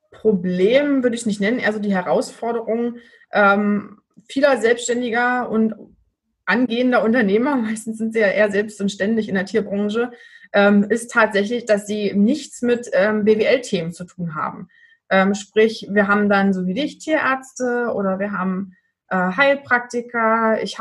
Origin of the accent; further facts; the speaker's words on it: Magdeburg, Saxony-Anhalt, Germany; ich komme aus Magdeburg.